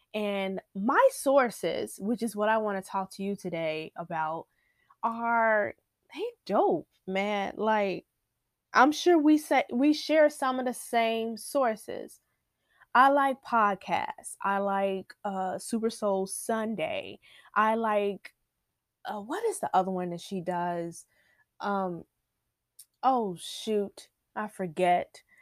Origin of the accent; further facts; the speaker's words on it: Chicago, Illinois, United States; I'm, I'm Inglewood, born and raised, born and raised in Inglewood